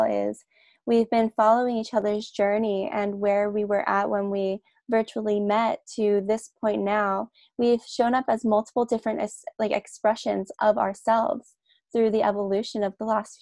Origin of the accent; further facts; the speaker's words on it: New Jersey, United States; now in Australia; I'm originally from New Jersey in the States, but I live in Australia now with my partner.